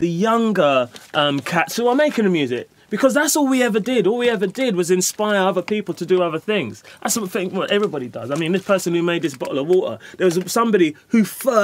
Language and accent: English; London, United Kingdom; I grew up in Hackney